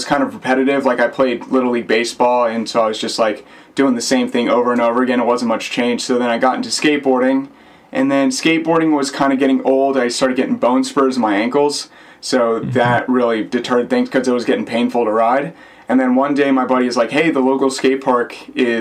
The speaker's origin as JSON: {"language": "English", "town": "Naples", "region": "Florida", "country": "United States", "tie": "born or raised there", "also_born_or_lived": "Blue Bell, Pennsylvania / Tallahassee, Florida", "moved": "as an adult", "lives_now": "St. Petersburg, United States", "said": "when I was young, we moved down to Naples, Florida"}